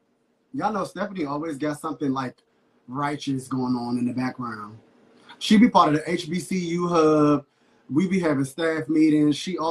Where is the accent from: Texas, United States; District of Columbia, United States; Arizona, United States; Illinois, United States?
District of Columbia, United States; Washington; I grew up in Southeast in D.C., those were the type of girls that I grew up around.